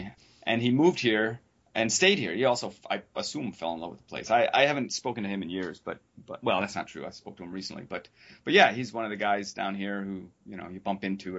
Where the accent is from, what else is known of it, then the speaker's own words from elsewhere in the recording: Ann Arbor, Michigan, United States; also born or lived in New York State / New England; now in Miami, United States; I grew up in Ann Arbor, Michigan.